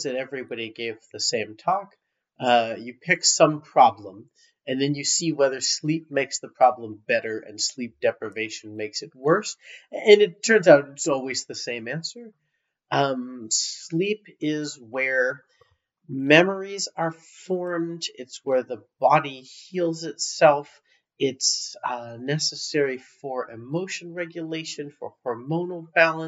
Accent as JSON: {"language": "English", "town": "Fort Lauderdale", "region": "Florida", "country": "United States", "tie": "born or raised there", "said": "I'm from there. That's my hometown."}